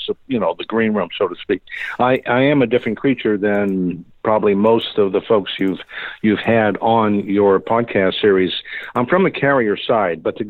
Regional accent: Boston, Massachusetts, United States; also born or lived in Santa Fe, New Mexico; I'm from the Boston area

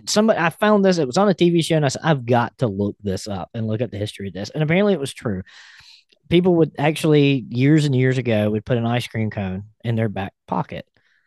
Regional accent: Alabama, United States; I grew up in Alabama.

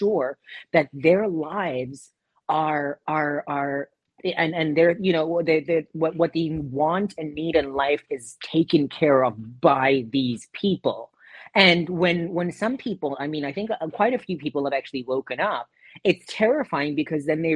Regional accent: South Africa; moved away; in South Africa, my home country

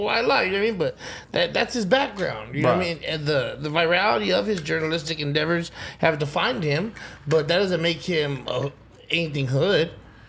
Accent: Los Angeles, California, United States; I grew up in the San Fernando Valley next to Sepulveda Boulevard.

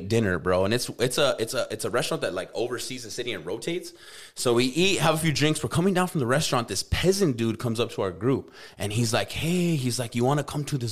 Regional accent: United States; I'm from America

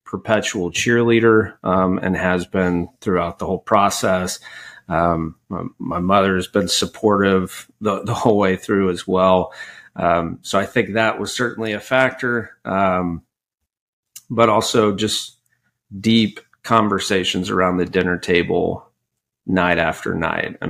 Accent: Frisco, Texas, United States; also born or lived in Rowlett, Texas / Charlottesville, Virginia; I'm a Texas native and a Dallas native

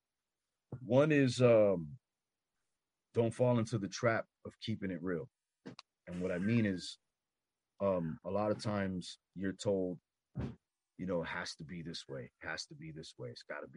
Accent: Los Angeles, California, United States; I'm from Los Angeles

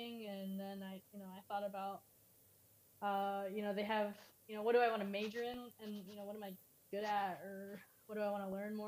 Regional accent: California, United States; moved away as an adult; also born or lived in Indianapolis; I'm from California

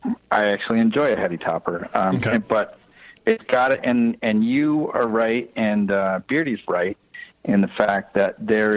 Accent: Vermont, United States; I'm Vermont. I'm from Vermont. I grew up here.

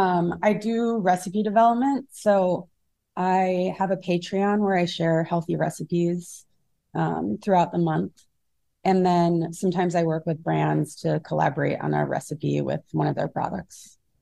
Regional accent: Minnesota, United States; moved away as an adult; also born or lived in Rhode Island / New York / San Francisco; now in Los Angeles, United States; I grew up in Minnesota

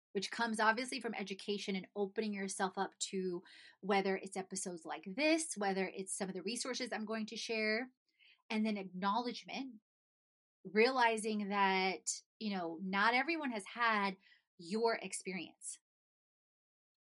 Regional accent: Houston, Texas, United States; also born or lived in Poland; I grew up in Houston

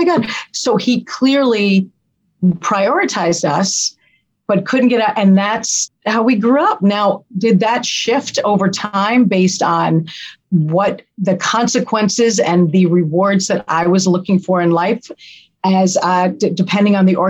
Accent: Yonkers, New York, United States; also born or lived in Westchester County, New York; I grew up in Yonkers almost as much as we grew up in Westchester.

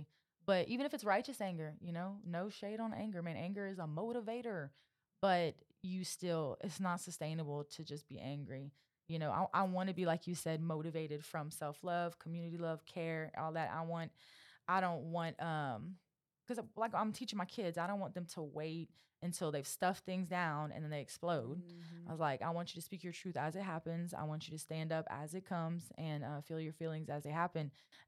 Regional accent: Louisiana, United States; I'm also from Happy Southwest feelings. Louisiana. Yeah, I'm Cajun.

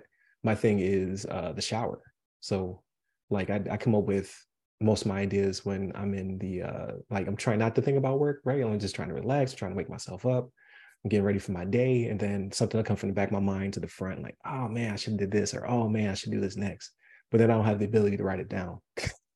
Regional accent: Buffalo, New York, United States; now in Florida, United States; I'm from Buffalo.

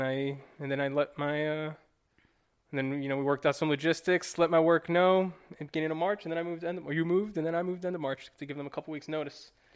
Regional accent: New York, United States; moved away as an adult; I'm from New York. I grew up there for twenty-five years

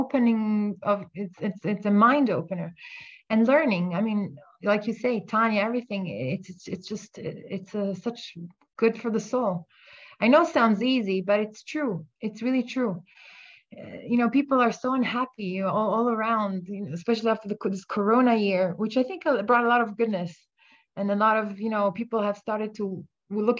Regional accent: Italy; now in Israel; I'm from Italy

